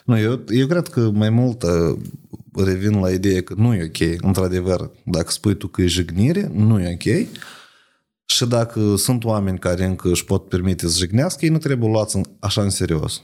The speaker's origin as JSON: {"language": "Romanian", "country": "Moldova", "said": "noi ca moldoveni"}